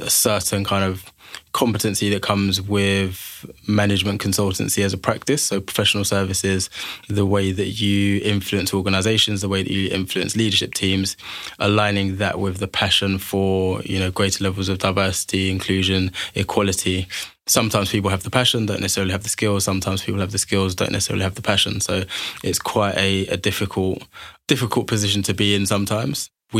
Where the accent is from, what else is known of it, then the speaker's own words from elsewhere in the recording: Liverpool, North West England, United Kingdom; born there; also born or lived in London / Manchester; now in Birmingham, United Kingdom; So I was born in Liverpool, spent a lot of my life in London, studied in Manchester. And Birmingham's really where I've called home for the last 7 or 8 years.